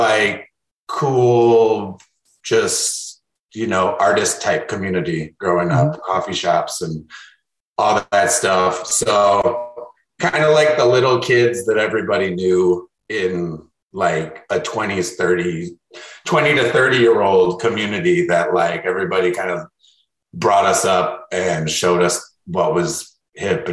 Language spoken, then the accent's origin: English; Chicago, Illinois, United States; I grew up in Wicker Park, super centralized north side neighborhood of Chicago